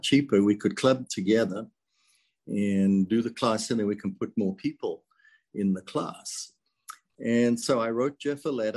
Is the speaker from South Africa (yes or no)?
yes; South Africa; now in United States; I was born and raised in South Africa, immigrated to the United States in 1977.